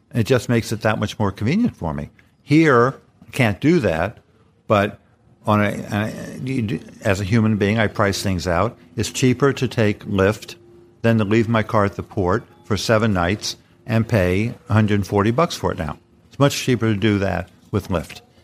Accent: New York City, New York, United States; as a kid growing up in the Bronx

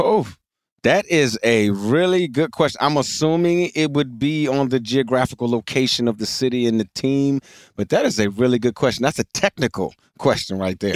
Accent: Richmond, Virginia, United States; I grew up in Richmond, Virginia

